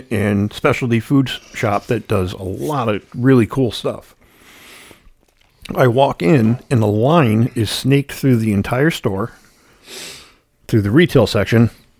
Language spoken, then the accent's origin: English; Ireland; Well, I'm Irish, so there's not much to talk about.